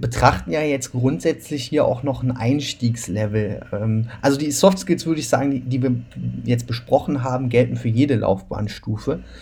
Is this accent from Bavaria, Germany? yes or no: no; Cologne, North Rhine-Westphalia, Germany; ich komme ja aus Köln